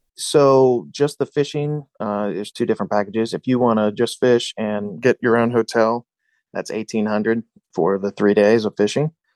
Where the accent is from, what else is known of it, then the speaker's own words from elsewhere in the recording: Cincinnati, Ohio, United States; Growing up in Cincinnati